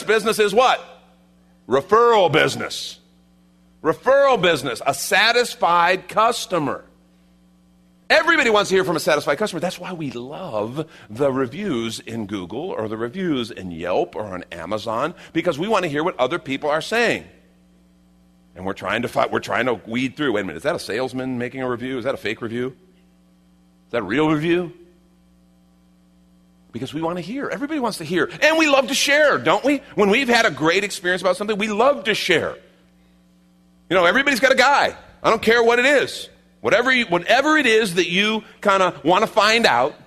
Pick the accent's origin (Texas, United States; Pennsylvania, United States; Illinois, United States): Illinois, United States; Chicago; I grew up in Chicago, right? You know, I didn't grow up in the Bible Belt